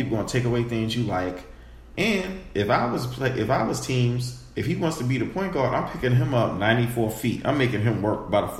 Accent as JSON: {"language": "English", "region": "New York", "country": "United States", "said": "I'm from New York, right?"}